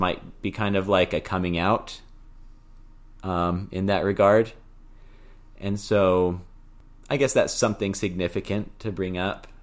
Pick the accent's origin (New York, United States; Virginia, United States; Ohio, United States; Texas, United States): Texas, United States; Houston; we're from Houston and so it was nice to be close to family again